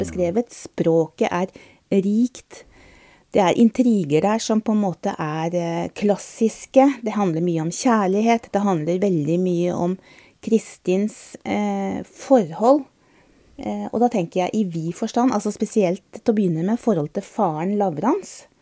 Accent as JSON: {"language": "Norwegian", "region": "Østfold", "country": "Norway", "tie": "born or raised there", "said": "i hjembygda mi i Østfold"}